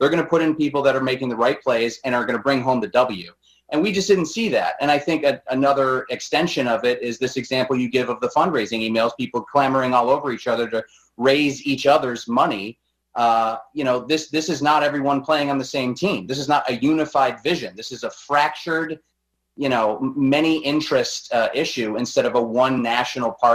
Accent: Buffalo, New York, United States; moved away; I'm originally from Buffalo, New York, and as a Bills fan

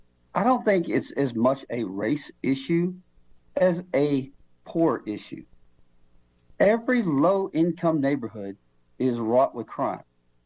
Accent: Houston, Texas, United States; Where I grew up in the Cloverleaf area in Houston, again, high crime area.

